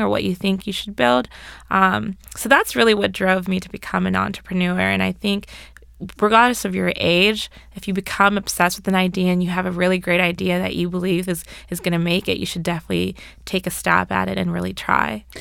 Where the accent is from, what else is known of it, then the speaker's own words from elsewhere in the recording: Orange County, California, United States; moved away as an adult; also born or lived in Berkeley, California / Washington, D.C.; I'm originally from Orange County, California, so I'm far from home.